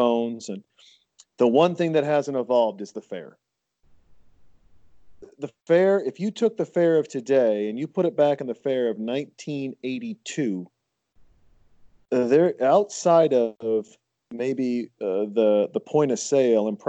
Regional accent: Montana, United States; also born or lived in South Austin, Texas; now in Austin, United States; I'm originally from Montana

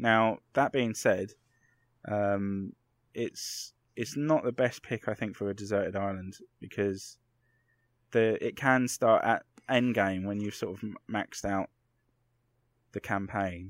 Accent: London, United Kingdom; I grew up in Clapham in London

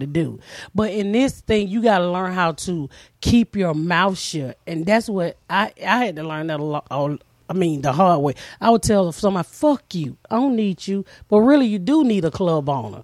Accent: the South, United States; moved away as an adult; also born or lived in Annapolis; I'm from the South

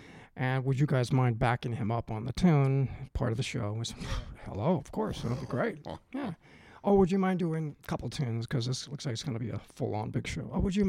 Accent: Oakland, California, United States; My hometown.

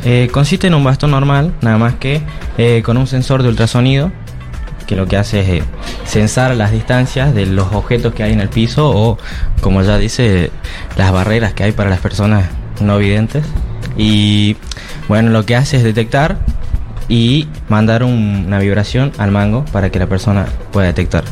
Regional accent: Catamarca, Argentina; soy de la provincia de Catamarca

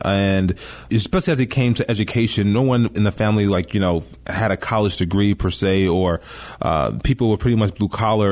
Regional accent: Chicago, Illinois, United States; I grew up here in Chicago

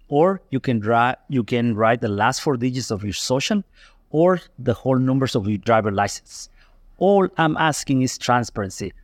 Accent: Guatemala; now in United States; I was born here in Guatemala.

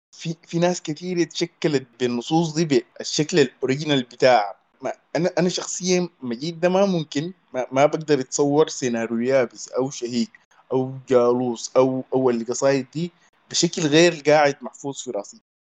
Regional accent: Sudan; عندنا في السودان

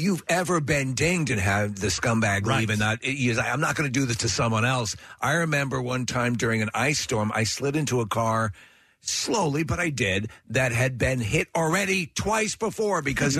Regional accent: Buffalo, New York, United States; Born and raised in New York and Buffalo.

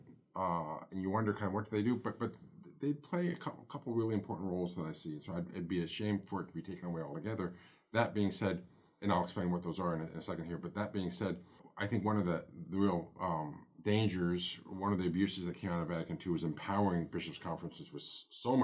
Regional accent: United States; who we are as American Catholics

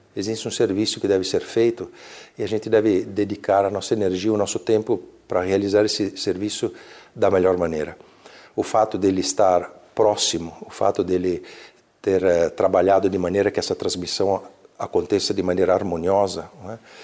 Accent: Brazil; moved away as an adult; also born or lived in Verona, Italy; now in Italy; eu nasci na Itália, mas era de alguma forma era um país estrangeiro para mim porque eu cresci aqui

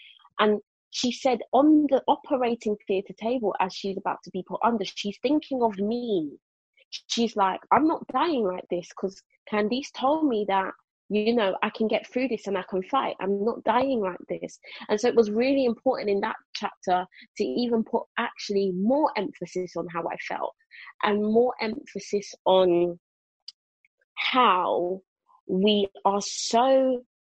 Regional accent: London, United Kingdom; moved away as an adult; I was born and raised in Brixton, like it's all I knew

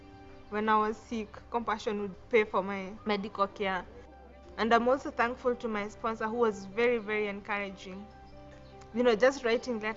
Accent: Kenya; I'm from Kenya. Growing up with a single parent in the slum was very, very difficult for me.

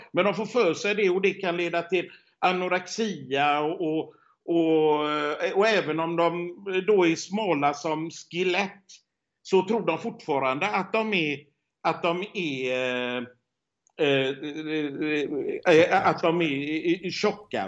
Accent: Sweden; moved away; hemma i Sverige

